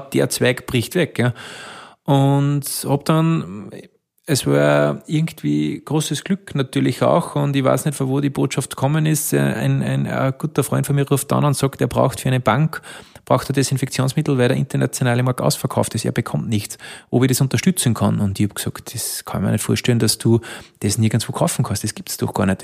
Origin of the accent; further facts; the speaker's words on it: Alberndorf, Upper Austria, Austria; einen sehr traditionellen ländlichen Ort groß geworden da, in Alberndorf